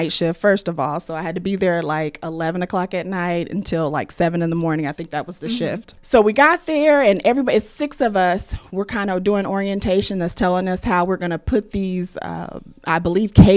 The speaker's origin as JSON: {"language": "English", "town": "Muncie", "region": "Indiana", "country": "United States", "tie": "born or raised there", "said": "I am born and raised and from Muncie"}